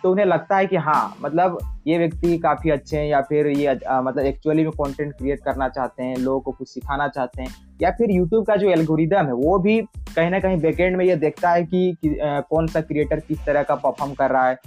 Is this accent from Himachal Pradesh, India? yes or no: no; Bokaro, Jharkhand, India; मैं बोकारो झारखंड से हूँ